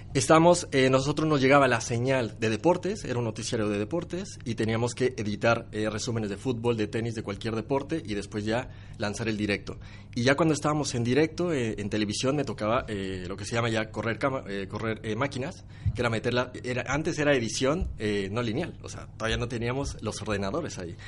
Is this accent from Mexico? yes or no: yes; Mexico; Soy de México, soy de México